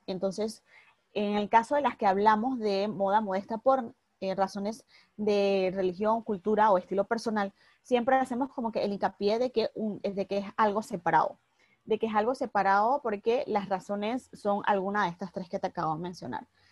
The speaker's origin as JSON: {"language": "Spanish", "town": "Panama City", "region": "Panamá", "country": "Panama", "said": "soy de Panamá, de Ciudad de Panamá, acá en Centroamérica"}